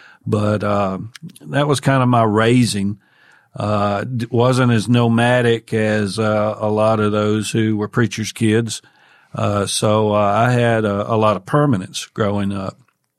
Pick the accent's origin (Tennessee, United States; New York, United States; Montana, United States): Tennessee, United States; Well, I grew up in Northwest Tennessee, native Tennessean, in the northwest corner of the state